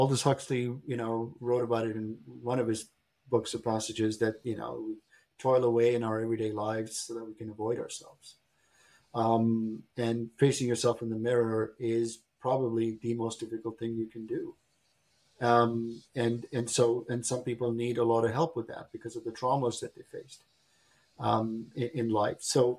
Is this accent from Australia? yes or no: no; Berlin, Germany; I grew up in Berlin, Germany. My father was posted there as a diplomat. I went to high school in Berlin, but we used to live in East Berlin.